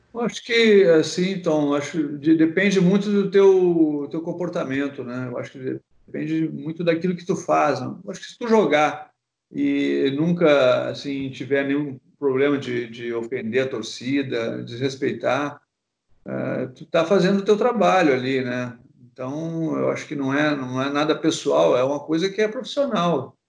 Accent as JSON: {"language": "Portuguese", "town": "Porto Alegre", "region": "Rio Grande do Sul", "country": "Brazil", "tie": "born or raised there", "also_born_or_lived": "Rio de Janeiro", "moved": "as an adult", "said": "eu sou gaúcho, né? Para quem não sabe, sou de Porto Alegre. Então, eu, eu nasci no, no, bairro praticamente que os dois times né, tinham estádio."}